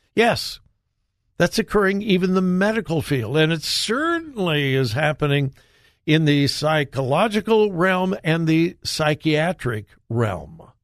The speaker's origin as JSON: {"language": "English", "country": "United States", "said": "I was from America"}